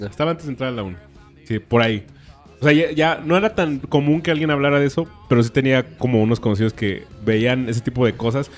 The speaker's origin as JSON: {"language": "Spanish", "country": "Mexico", "said": "hay cosas que disfruto de ser mexicano"}